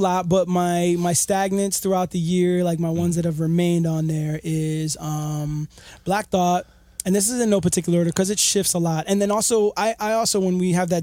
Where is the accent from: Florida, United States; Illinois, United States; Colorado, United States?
Florida, United States; Miami; also born or lived in New York; I grew up in Miami and bounced back and forth between New York for a while.